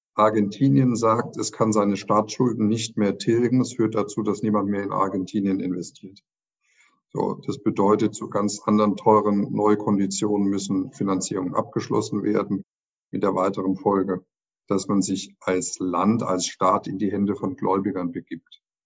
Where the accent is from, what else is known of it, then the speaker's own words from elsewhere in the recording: Germany; bei uns in Deutschland